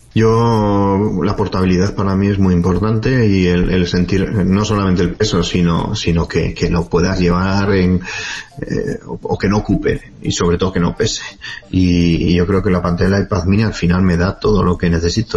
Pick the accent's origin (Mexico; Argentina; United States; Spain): Spain; Pamplona, Navarre; no soy de Bilbao, soy Pamplona